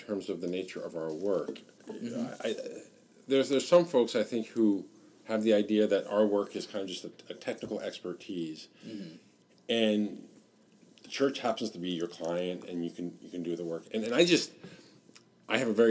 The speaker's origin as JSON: {"language": "English", "region": "Northern California", "country": "United States", "also_born_or_lived": "Steubenville, Ohio / Washington, D.C.", "moved": "as an adult", "said": "I'm from California, like Melissa as well, Northern California"}